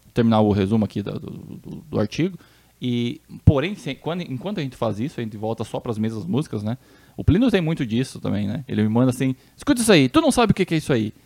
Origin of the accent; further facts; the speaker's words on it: Santa Rosa, Brazil; da minha terra, lá na minha terrinha Santa Rosa